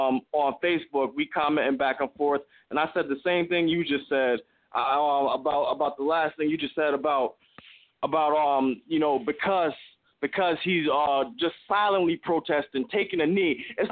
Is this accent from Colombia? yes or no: no; Morristown, New Jersey, United States; now in Dover, United States; I'm from Morristown, New Jersey, man, but I live in Dover right now.